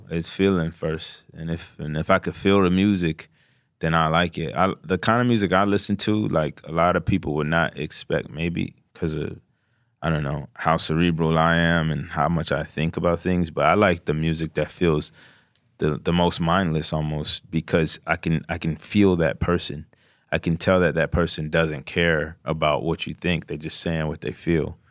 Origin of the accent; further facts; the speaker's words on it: Glenarden, Maryland, United States; PG County, Maryland.